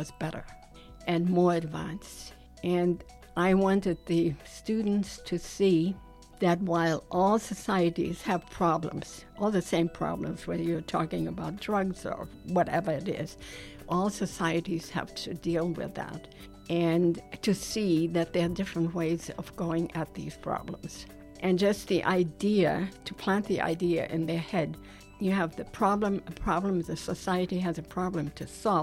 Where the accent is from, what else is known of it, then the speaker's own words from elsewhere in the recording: Wiesbaden, Hesse, Germany; English is a second language; moved away as an adult; also born or lived in East Prussia / Denmark; now in United States; Wiesbaden, which is my hometown. So I went to school there, I grew up there